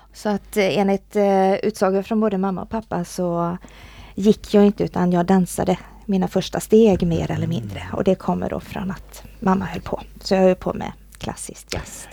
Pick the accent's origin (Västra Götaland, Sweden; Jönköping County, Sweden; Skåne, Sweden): Västra Götaland, Sweden; Borås; Jag kommer ju från, från Borås